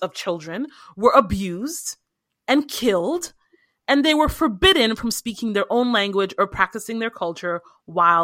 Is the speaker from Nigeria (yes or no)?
yes; Nigeria; I am Nigerian